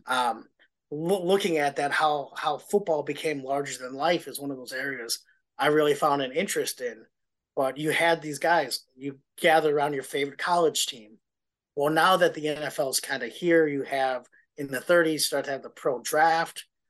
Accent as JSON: {"language": "English", "region": "Wisconsin", "country": "United States", "also_born_or_lived": "Ohio / Minnesota", "moved": "as an adult"}